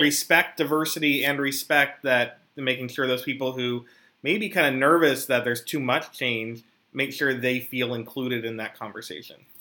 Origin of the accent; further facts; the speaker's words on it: Philadelphia, Pennsylvania, United States; I am from Philadelphia